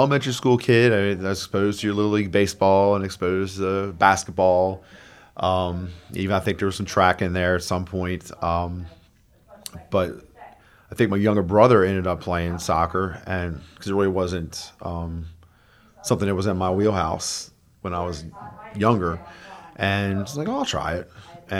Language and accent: English; Sykesville, Maryland, United States; Carroll County.